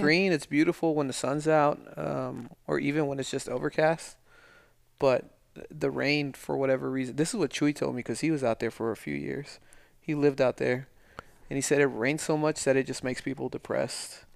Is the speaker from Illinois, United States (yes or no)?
no; El Paso, Texas, United States; moved away; also born or lived in Las Vegas; growing up in El Paso